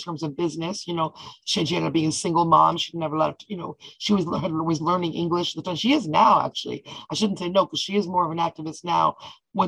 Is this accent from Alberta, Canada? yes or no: no; Toronto, Ontario, Canada; also born or lived in Ottawa; when I was 10, I moved to Toronto